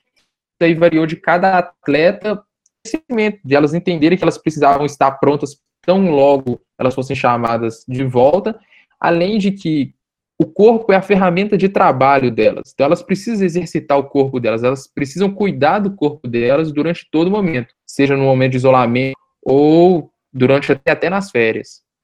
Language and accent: Portuguese; Belo Horizonte, Minas Gerais, Brazil; porque sou de Belo Horizonte e fiquei aqui em BH durante todo esse período de pandemia